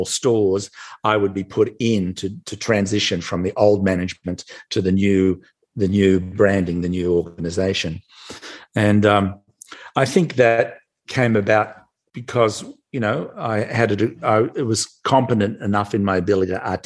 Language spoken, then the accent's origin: English; Melbourne, Victoria, Australia; moved away as an adult; now in United States; I'm from Melbourne, Australia. I live in the US now. I've been here for nearly 30 years, but born and raised in Australia.